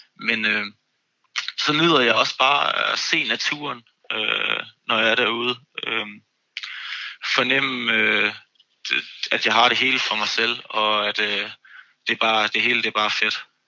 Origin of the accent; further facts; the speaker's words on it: Copenhagen, Capital Region of Denmark, Denmark; Jeg er fra København